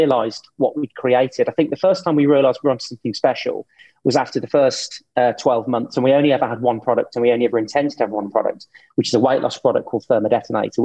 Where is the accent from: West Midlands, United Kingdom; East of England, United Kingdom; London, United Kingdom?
West Midlands, United Kingdom; Birmingham; I grew up with Cadbury's, you probably did too, because obviously I'm from Birmingham